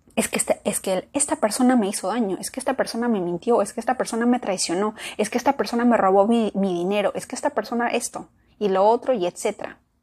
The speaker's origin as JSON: {"language": "Spanish", "country": "Peru", "tie": "born or raised there", "said": "yo nací en Perú"}